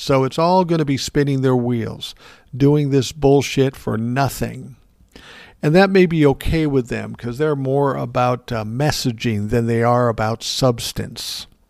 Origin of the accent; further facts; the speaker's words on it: Minnesota, United States; my home state. of Minnesota.